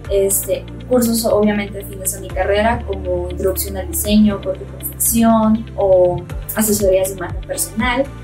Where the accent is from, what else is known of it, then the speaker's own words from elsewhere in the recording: Ciudad Obregón, Sonora, Mexico; moved away as an adult; now in Mexico City, Mexico; Yo cuando recién llegué a Ciudad de México me parecía súper divertido este, explicarle a las personas de aquí pues todo lo que es Sonora, ¿no? Explicarles por qué hablamos como hablamos